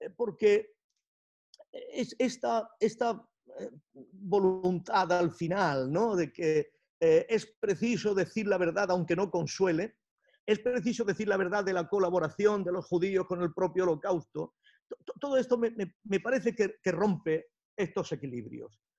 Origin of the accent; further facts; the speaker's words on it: Spain; como pensadores españoles